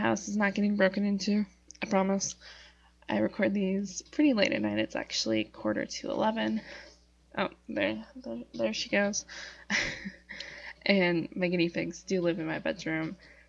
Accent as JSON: {"language": "English", "region": "Northeast Wisconsin", "country": "United States", "said": "I'm a writer from Northeast Wisconsin"}